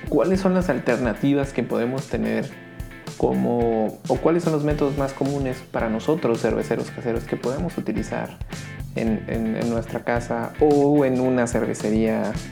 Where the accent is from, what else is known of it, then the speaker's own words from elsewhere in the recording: Baja California Sur, Mexico; born there; Yo nací en California Sur, entonces cuando iba con mis tíos allá, un saludo.